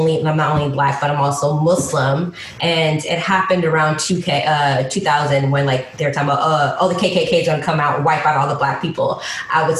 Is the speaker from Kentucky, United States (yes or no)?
no; Chicago, Illinois, United States; moved away; also born or lived in Atlanta; I was born in Chicago, Southside. I grew up like I have distinct memories of living in the projects.